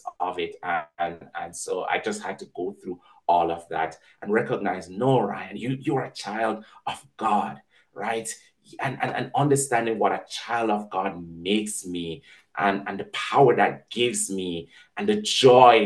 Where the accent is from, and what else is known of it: Jamaica